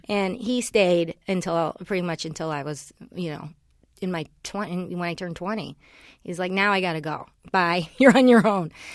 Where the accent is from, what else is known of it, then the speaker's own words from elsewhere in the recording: Los Angeles, California, United States; also born or lived in Cleveland, Ohio; we moved here when I was seven to, to, uh, the Valley. And, um, so I grew up in the valley